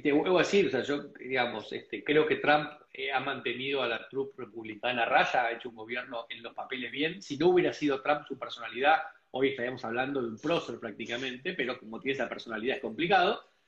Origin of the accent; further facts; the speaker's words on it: Argentina; moved away as an adult; yo me fui hace 20 años de Argentina